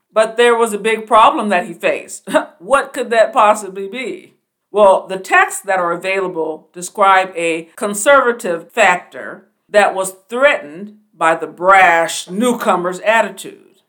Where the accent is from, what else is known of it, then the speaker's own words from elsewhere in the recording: Portland, Oregon, United States; I was born in 1960 in Portland, Oregon, and I grew up surrounded by the beauty of the area